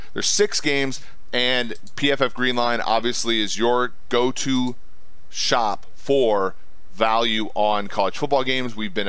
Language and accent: English; Ohio, United States; Ohio Bobcats, my home state.